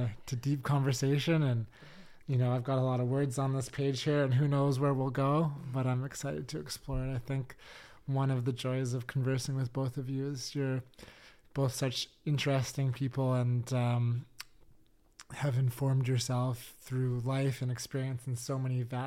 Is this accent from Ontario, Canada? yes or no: no; Richmond, British Columbia, Canada; growing up in Richmond, community center dances, sports